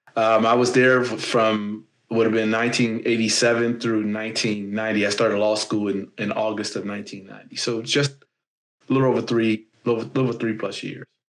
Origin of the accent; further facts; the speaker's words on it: Gary, Indiana, United States; I'm a guy from Gary, Indiana